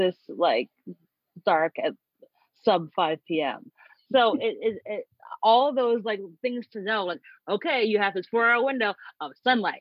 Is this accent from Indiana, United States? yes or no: no; Long Island, New York, United States; I grew up on Long Island